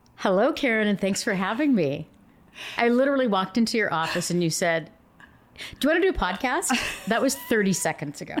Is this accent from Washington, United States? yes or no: yes; Yakima, Washington, United States; accent: Yakima twang; I'm from Yakima, so I have a little bit, there's some words I say that I know I have a little, like, weird Yakima twang